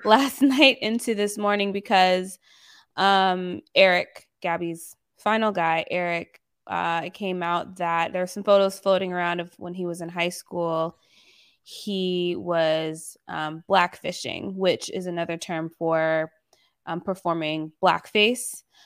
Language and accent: English; the South, United States; I was raised mainly in the South